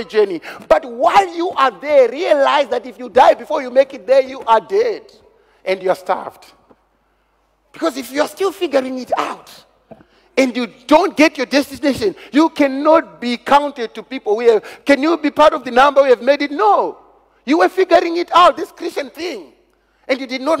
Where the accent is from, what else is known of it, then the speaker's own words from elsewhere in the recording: Zimbabwe; I come from Zimbabwe.